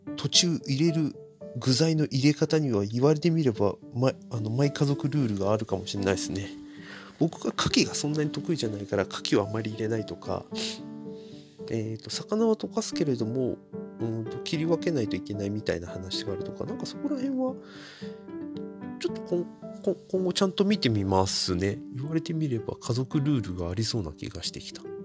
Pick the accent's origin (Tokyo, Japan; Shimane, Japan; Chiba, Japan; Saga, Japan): Chiba, Japan; Narashino; うちの地元のあの JR の津田沼駅からちょっと歩いたところにある